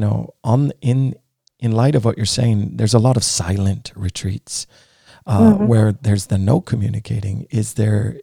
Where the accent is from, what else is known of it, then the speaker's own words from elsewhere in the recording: United States; now in Norway; I grew up in the States